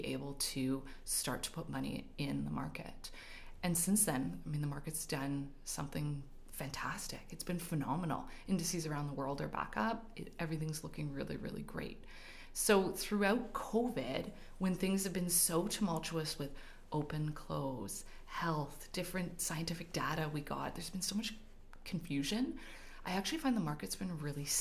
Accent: Montreal, Quebec, Canada; moved away as an adult; now in Calgary, Canada; I was born and raised in Montreal. Moved out here with my husband in 2006

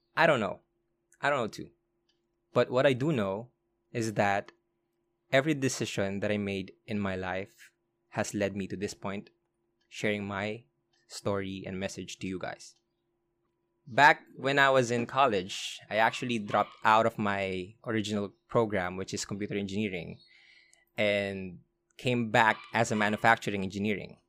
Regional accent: Olongapo, Central Luzon, Philippines; I was born in Olongapo. I was raised in Olongapo.

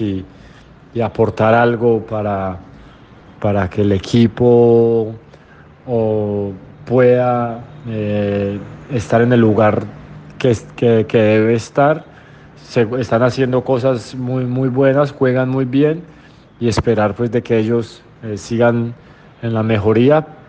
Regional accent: Manizales, Caldas, Colombia; moved away; es el equipo de la ciudad donde yo nací, el equipo que a mí me formó como persona

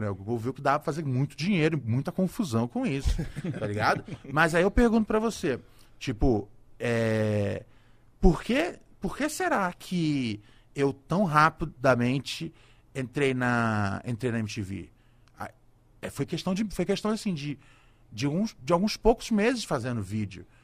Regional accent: Rio de Janeiro, Brazil; born there; eu nasci no. Eu nasci no Complexo do Alemão, especificamente ali no Morro do Adeus.

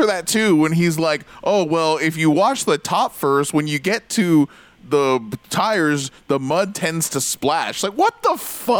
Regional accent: United States; as an American

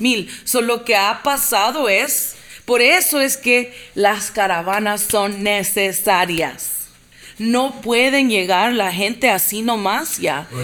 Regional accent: Inglewood, California, United States; nací en Los Ángeles. Mis papás emigraron de El Salvador en el 79 y en el, 80

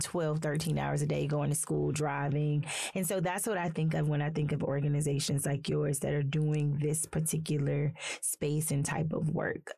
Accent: South Carolina, United States; also born or lived in Athens, Georgia; now in Northwest Arkansas, United States; I'm from South Carolina, so I'm from the South

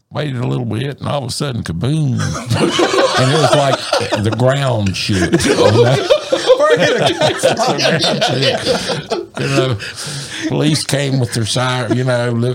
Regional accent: Dublin, Virginia, United States; I'm actually originally from Dublin

